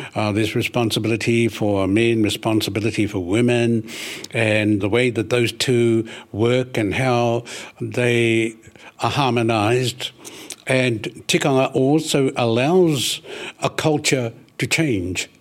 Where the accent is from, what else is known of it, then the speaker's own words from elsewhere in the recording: Ruatahuna, Bay of Plenty, New Zealand; that's where I spent the first years of my life, coming out to Atahuna, nineteen fifty-four